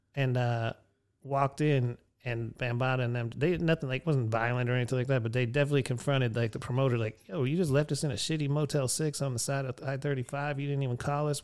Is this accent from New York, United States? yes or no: no; Erie, Pennsylvania, United States; my hometown, Erie